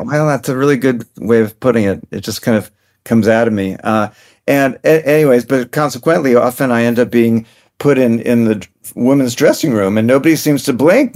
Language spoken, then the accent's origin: English; New York City, New York, United States; I grew up in New York City